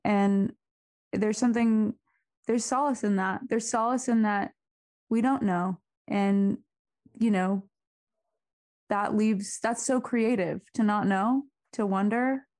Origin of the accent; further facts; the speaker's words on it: Arizona, United States; moved away; also born or lived in Seattle; growing up in Arizona